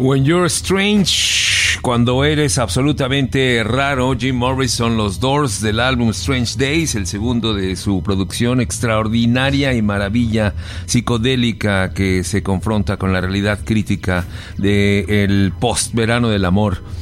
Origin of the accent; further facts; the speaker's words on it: Mexico; yo soy mexicano de hueso colorado y amo a mi país